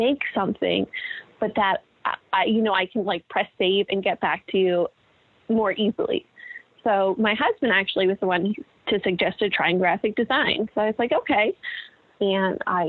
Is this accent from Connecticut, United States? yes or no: yes; Connecticut, United States; moved away; my hometown in Connecticut